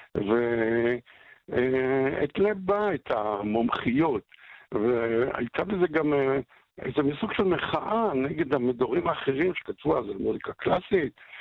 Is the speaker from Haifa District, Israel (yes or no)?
yes; Haifa, Haifa District, Israel; אני גדלתי בחיפה, הסוציאליסטית, ואנחנו היינו הפולנים היחידים כמעט בשכונה של יקים, בהדר הכרמל